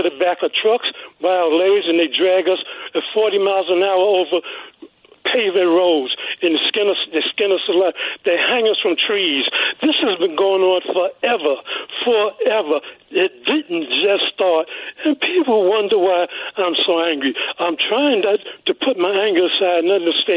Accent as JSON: {"language": "English", "town": "New York City", "region": "New York", "country": "United States", "tie": "born or raised there", "said": "I was born and raised in Brooklyn, New York."}